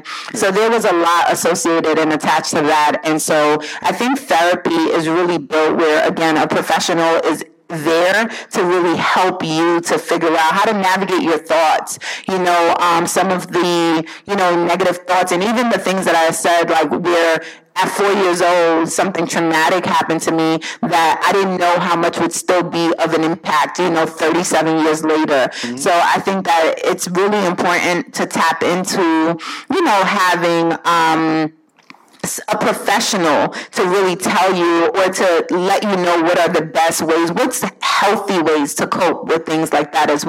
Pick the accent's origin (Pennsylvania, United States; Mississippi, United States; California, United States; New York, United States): New York, United States; New York City; also born or lived in Jamaica; growing up, again, in Brooklyn, New York